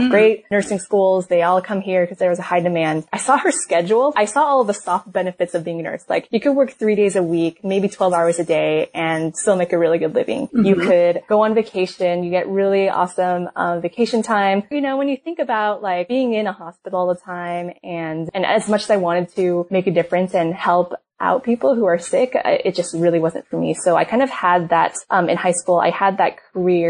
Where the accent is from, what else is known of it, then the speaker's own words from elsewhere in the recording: Sacramento, California, United States; moved away; I grew up in Sacramento, California